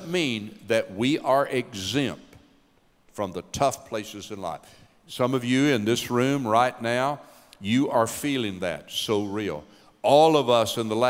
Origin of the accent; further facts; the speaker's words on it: Knoxville, Tennessee, United States; moved away; We're from East Tennessee, grew up in Knoxville, Tennessee